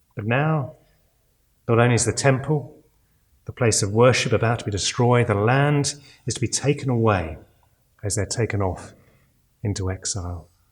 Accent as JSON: {"language": "English", "country": "United Kingdom", "said": "we're British"}